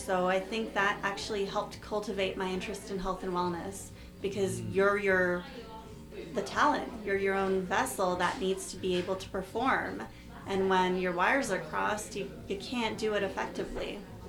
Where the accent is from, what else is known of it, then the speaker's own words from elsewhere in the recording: Toronto, Ontario, Canada; born there; also born or lived in Winnipeg; I was born in Toronto, and then I lived in Winnipeg for 10 years, so people would always ask me when I moved back here, why are you so nice? I'd say, oh, I'm from Winnipeg, friendly Manitoba.